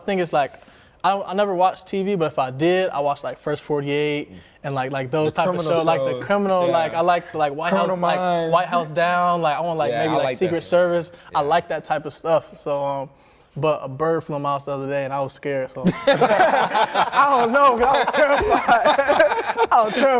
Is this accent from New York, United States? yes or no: yes; Buffalo, New York, United States; and when I came from Buffalo to Miami, so that was a huge difference for me.